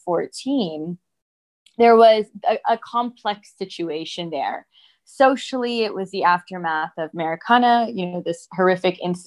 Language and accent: English; Michigan, United States; moved away as an adult; also born or lived in South Africa; I grew up in the US and I grew up in Michigan, which is kind of the automotive hub of the US.